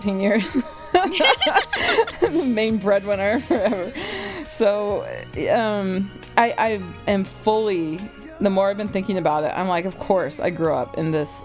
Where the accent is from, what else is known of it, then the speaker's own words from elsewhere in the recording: the South, United States; growing up in the South